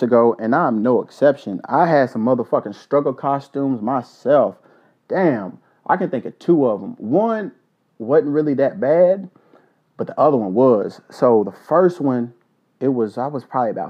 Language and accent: English; Kentucky, United States; my home state, the state of Kentucky